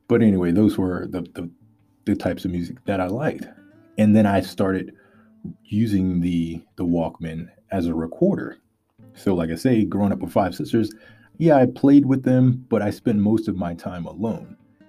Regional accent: Louisiana, United States; And I'm from Louisiana in America, for those of you outside of America. I'm a country boy, southern boy.

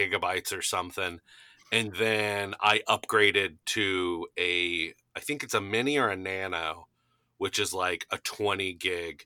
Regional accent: Kentucky, United States; moved away as an adult; also born or lived in Chicago / Cincinnati; I grew up in Kentucky

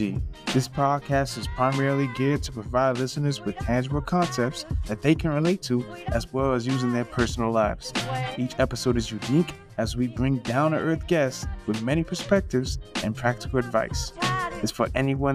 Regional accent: Linden, New Jersey, United States; growing up in the Linden Elizabeth area

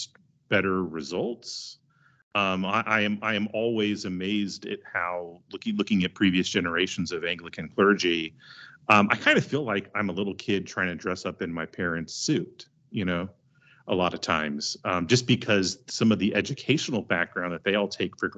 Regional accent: Texas, United States; I'm from Texas

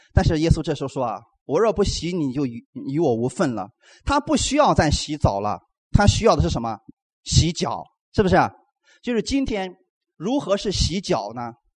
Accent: China; 给我们中国人无形当中。造就了一个框架

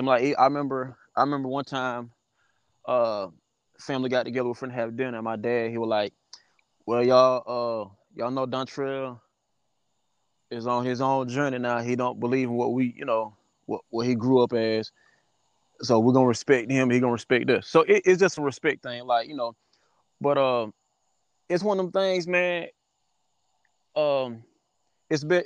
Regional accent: Ruby, South Carolina, United States; also born or lived in Chesterfield / Atlanta; I grew up in Ruby. As you said, I grew up in Ruby

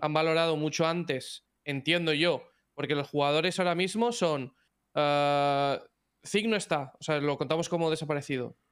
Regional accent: Spain; Los españoles vamos como. Somos como muy emocionales en ese aspecto.

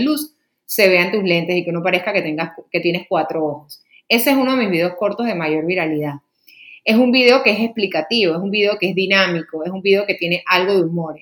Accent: Panama; aquí en mi país, Panamá

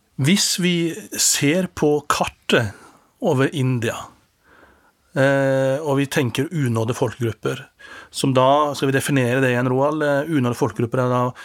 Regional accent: Norway; som står her som en nordmann

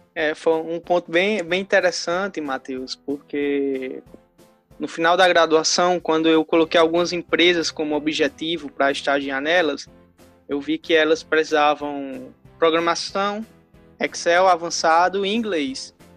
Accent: interior of Rio Grande do Norte, Brazil; sou do interior do Rio Grande do Norte

